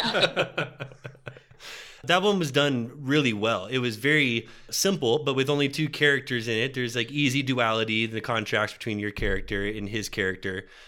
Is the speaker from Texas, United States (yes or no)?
yes; Texas, United States; we're from Texas